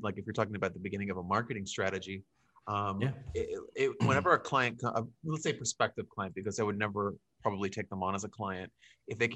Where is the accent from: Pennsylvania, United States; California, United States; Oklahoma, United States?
Pennsylvania, United States; Pittsburgh; now in Florida, United States; I'm originally from Pittsburgh.